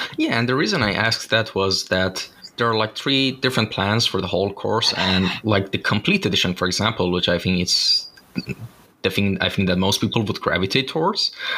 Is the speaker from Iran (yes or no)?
yes; Shiraz, Fars, Iran; moved away; I'm originally from Shiraz. It's a city in uh, the south of Iran